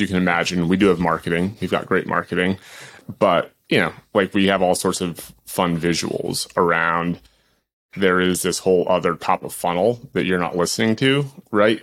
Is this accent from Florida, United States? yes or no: no; Boston, Massachusetts, United States; I grew up in Boston